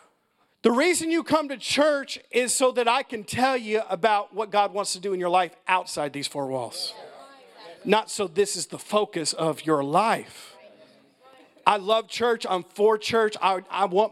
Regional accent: United States; I'm an American.

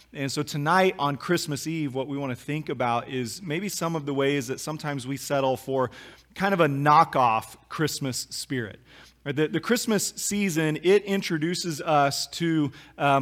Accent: Kansas, United States; we grew up in Kansas

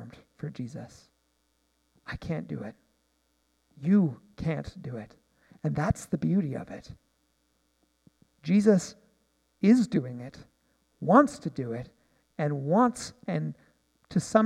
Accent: Nanaimo, British Columbia, Canada; I'm from Nanaimo

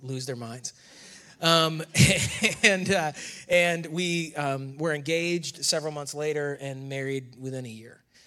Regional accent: near Rochester, New York, United States; moved away as an adult; now in North Carolina, United States; I grew up in, also in New York. Um, Camden Dagwood, New York is the town where I was born near Rochester

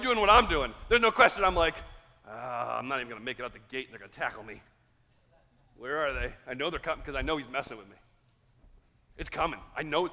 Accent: United States; also born or lived in Carroll County; we're so American

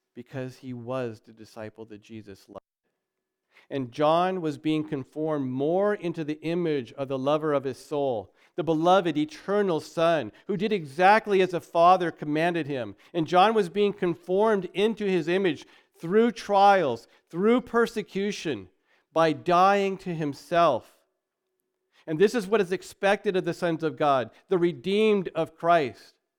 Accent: United States; we're American

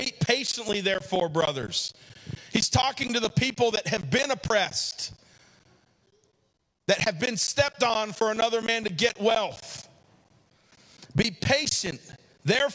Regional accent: United States; I'm an American

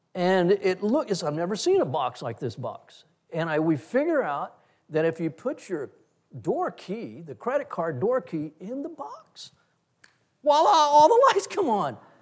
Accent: Texas, United States; I'm a Texan

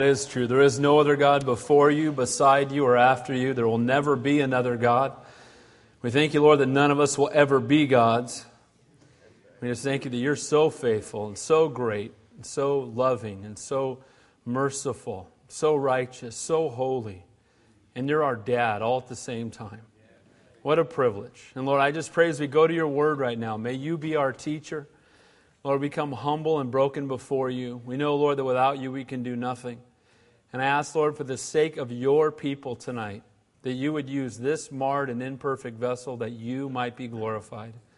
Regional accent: United States; I'm an American, and I'm glad to be one

